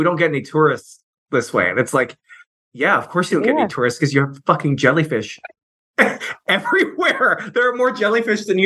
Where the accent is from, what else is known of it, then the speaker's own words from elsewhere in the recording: Virginia, United States; moved away; also born or lived in St. Mary's City, Maryland; I'm from Virginia originally